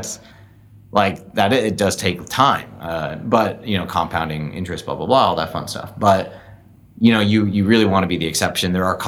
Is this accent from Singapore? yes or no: yes; Singapore; now in San Francisco, United States; I grew up in Singapore.